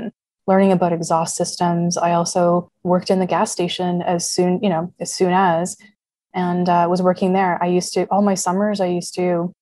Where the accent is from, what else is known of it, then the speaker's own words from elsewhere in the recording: Canada; growing up in Canada